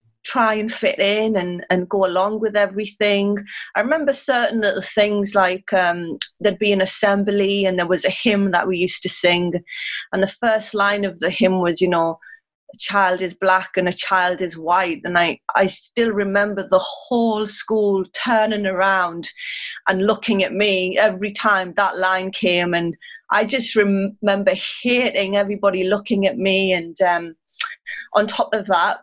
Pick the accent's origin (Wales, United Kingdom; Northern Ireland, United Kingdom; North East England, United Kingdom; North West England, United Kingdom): North East England, United Kingdom; Sunderland; I grew up in Sunderland, which is in the northeast